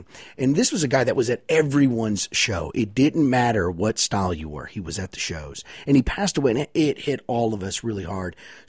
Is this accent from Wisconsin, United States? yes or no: no; Wichita Falls, Texas, United States; born or raised there